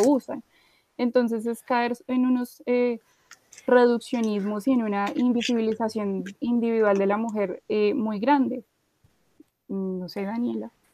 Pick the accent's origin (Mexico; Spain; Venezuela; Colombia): Colombia; acá las cuatro somos colombianas